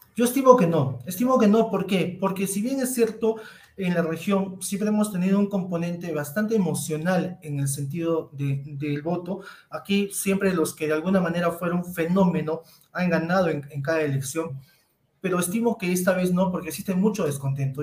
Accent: Cusco, Peru; todos somos peruanos, todos somos cusqueños

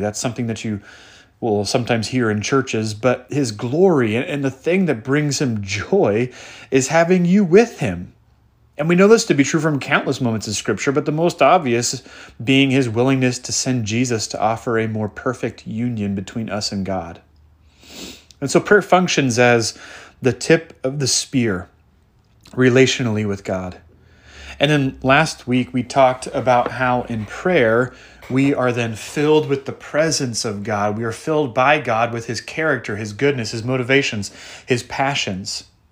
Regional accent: the Northwest, Pacific Northwest, United States; I grew up in the Northwest

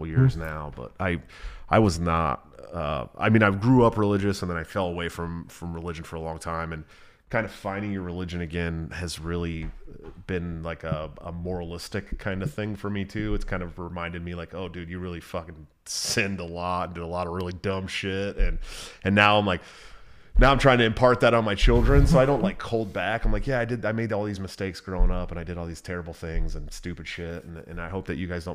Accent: Bay Area, San Francisco, Oakland, California, United States; I'm from the Bay Area, San Francisco, Oakland. I have friends that I grew up

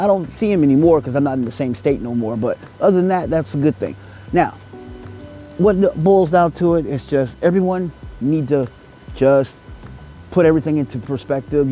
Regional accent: United States

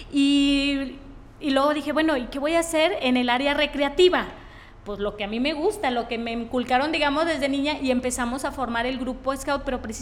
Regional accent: Tepic, Nayarit, Mexico; yo soy de aquí de Tepic 100% Nayarita.

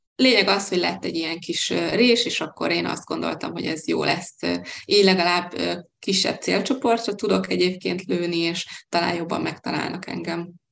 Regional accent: Hungary; moved away as an adult; now in Budapest, Hungary; vidéki vagyok, vidéken éltem, a szüleim még mindig ott élnek

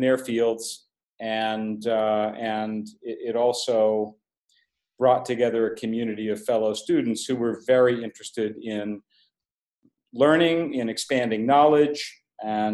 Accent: Pittsburgh, Pennsylvania, United States; I grew up in Pittsburgh, Pennsylvania, in the manufacturing heyday in the United States

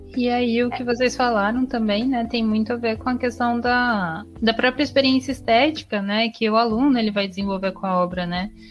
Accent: Campinas, São Paulo, Brazil; Campinas, onde eu nasci

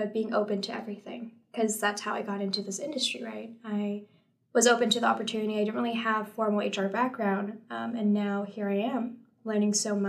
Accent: San Francisco, California, United States; I grew up in San Francisco all my life. I love big city life.

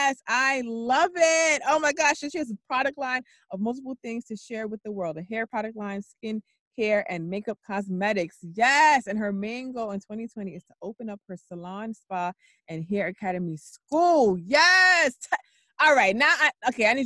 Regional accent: New York, United States; I'm born and raised in New York

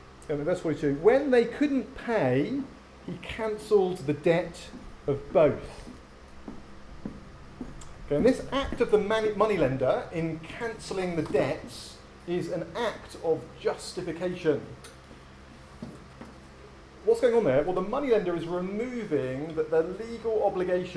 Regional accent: England, United Kingdom; moved away; also born or lived in United States; growing up in England

